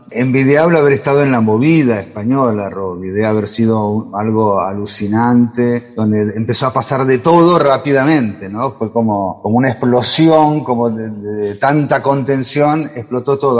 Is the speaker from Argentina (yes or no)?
yes; Argentina; accent: Argentine; moved away as an adult; now in Valencia, Spain; mi acento argentino